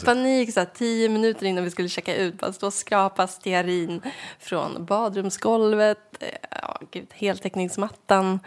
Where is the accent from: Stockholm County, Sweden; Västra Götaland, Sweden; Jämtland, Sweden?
Jämtland, Sweden; Sveg; moved away; Sveg som är centralorten där jag kommer ifrån